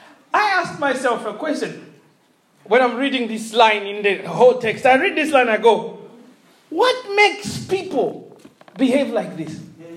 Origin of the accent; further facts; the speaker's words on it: Malawi; now in Hull, United Kingdom; I'm like, yeah, I'm from Malawi. And they go, how did you end up in Hull? And you go, God scattered me to Hull.